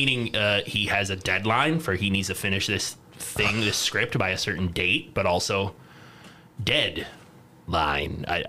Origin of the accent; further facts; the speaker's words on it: Midwest, United States; accent: Midwestern; That's my Midwestern accent, I guess.